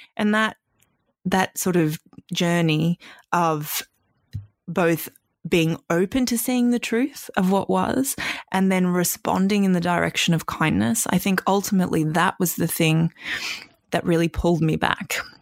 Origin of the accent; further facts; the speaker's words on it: Australia; also born or lived in Canada; we moved from Canada to Australia when I was six